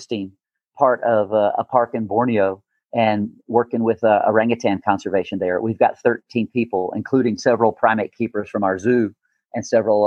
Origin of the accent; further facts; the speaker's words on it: North Carolina, United States; now in Denver, United States; growing up in North Carolina